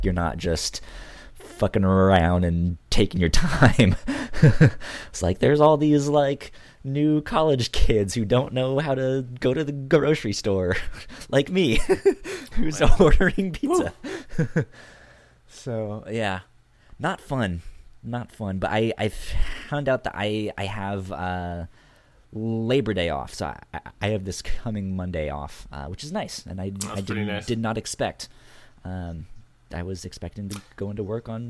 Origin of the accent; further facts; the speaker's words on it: Northern Virginia, United States; I grew up in Northern Virginia